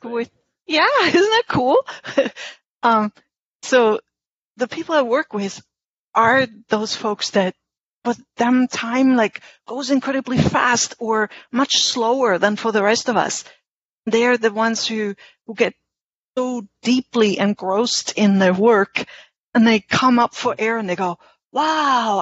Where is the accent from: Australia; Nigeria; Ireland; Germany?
Germany; English is a second language; moved away as an adult; now in Albany, United States; I am a German English translator. I grew up in Germany, and I've been living in Albany, New York, where I've been living in the U.S. for more than 30 years